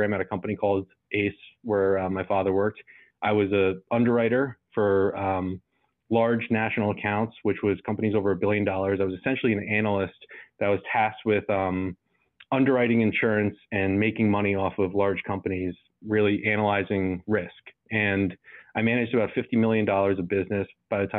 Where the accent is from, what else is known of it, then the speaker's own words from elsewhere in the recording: New Jersey, United States; also born or lived in Salem, Virginia; I'm from New Jersey